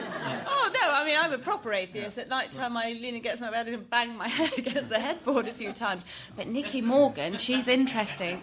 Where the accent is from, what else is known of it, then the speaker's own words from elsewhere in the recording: Iran; moved away; I'm originally from Iran